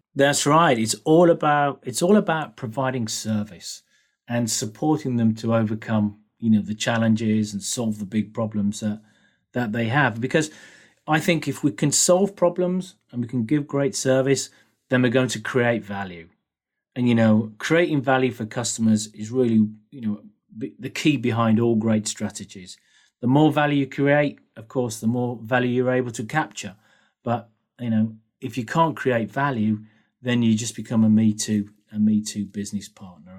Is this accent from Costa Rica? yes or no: no; United Kingdom; moved away; also born or lived in Germany / Sweden / United States; as you can probably hear, I'm a Brit.